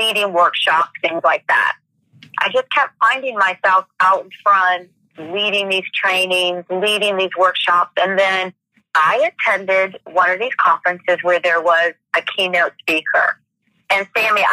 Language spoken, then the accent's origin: English; Michigan, United States; now in Atlanta, United States; I was born and raised in Michigan